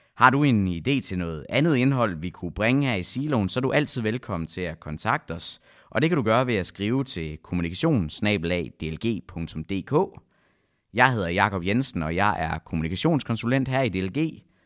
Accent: West Jutland, Central Denmark Region, Denmark; nu kommer jeg jo fra Vestjylland

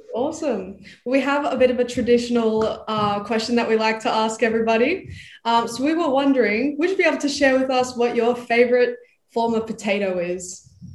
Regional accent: Idaho, United States; now in Australia; I was born in Idaho, which is a state famous for making lots of potatoes

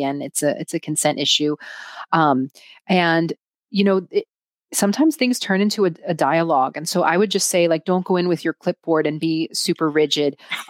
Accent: United States; And so, so I'm Greek. I grew up in the United States. I've also lived in other countries throughout my life.

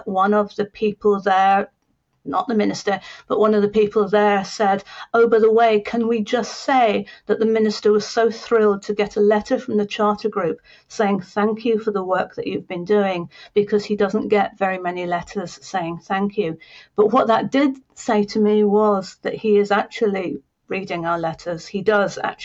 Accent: Scotland, United Kingdom; I'm Scottish

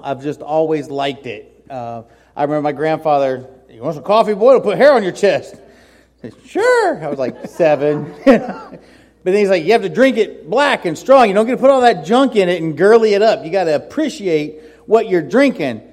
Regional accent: Miami, Florida, United States; moved away; I grew up in Miami

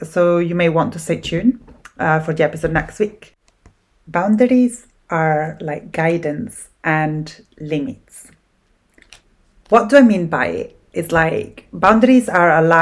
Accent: Italy; accent: Italian; English is a second language; now in Scotland, United Kingdom; I'm Italian, as my accent gives away. I live in Scotland at the moment

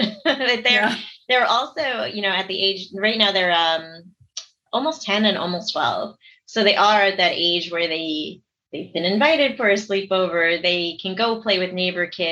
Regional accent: New York City, New York, United States; also born or lived in Seoul, South Korea / Staten Island; I grew up down in New York City

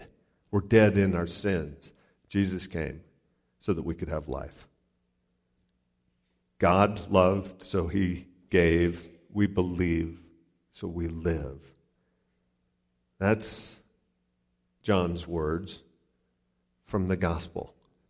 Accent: Ohio City, Ohio, United States; I'm a redneck from Ohio City.

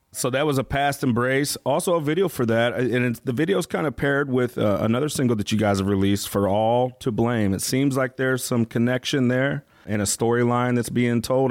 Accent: St. Louis, Missouri, United States; we're from the St. Louis area

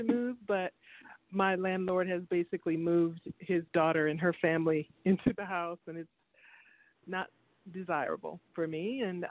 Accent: Waterloo, Iowa, United States; I was born on September 5, 1956, at 2:48 p.m. in Waterloo, Iowa.

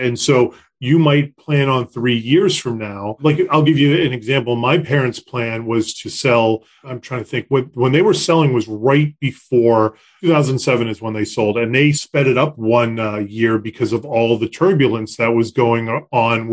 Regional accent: Concord, Massachusetts, United States; I grew up in Concord

